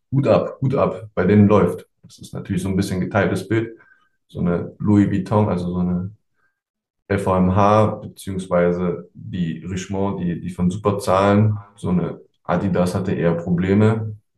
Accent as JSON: {"language": "German", "region": "East Germany", "country": "Germany", "moved": "yes", "lives_now": "Düsseldorf, Germany", "said": "ich bin ja eigentlich Ossi"}